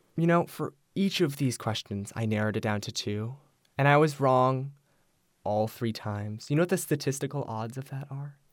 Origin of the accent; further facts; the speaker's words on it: United States; as an Asian American who is gay